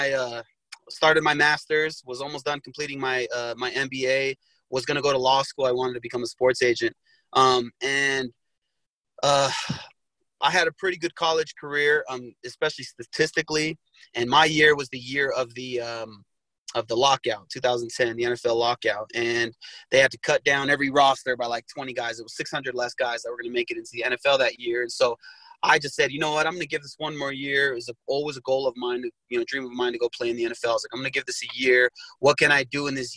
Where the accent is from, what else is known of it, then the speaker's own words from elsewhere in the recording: Sandy, Utah, United States; Utah's definitely home. It's where I've spent most of my life. I grew up in Sandy, Utah